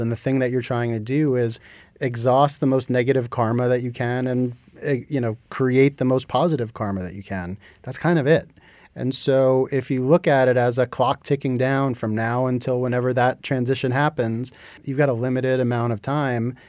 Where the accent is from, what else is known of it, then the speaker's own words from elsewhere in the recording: New Jersey, United States; moved away as an adult; also born or lived in Massachusetts; I grew up in New Jersey.